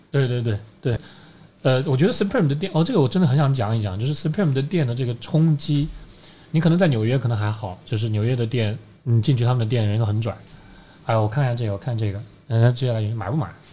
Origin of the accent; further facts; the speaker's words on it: China; 我是中国来的一个滑手